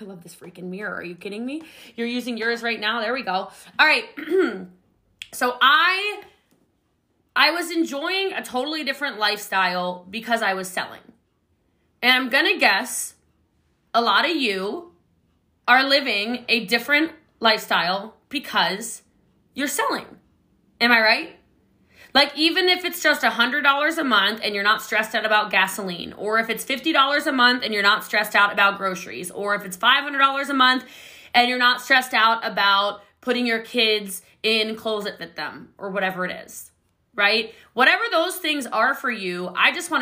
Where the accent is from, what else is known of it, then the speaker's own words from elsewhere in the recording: Maryland, United States; now in Dallas, United States; I live here in Dallas, Texas. I'm actually from Maryland